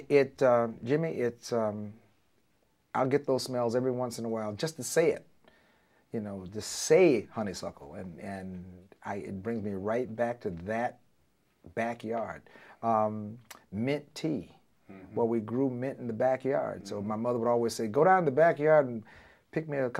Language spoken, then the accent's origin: English; Tuskegee, Alabama, United States; born or raised there